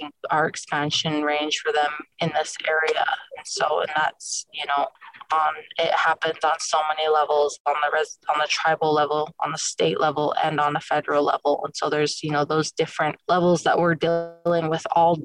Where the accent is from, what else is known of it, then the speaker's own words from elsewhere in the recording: Fort Hall, Idaho, United States; also born or lived in Browning, Montana; I'm from Fort Hall too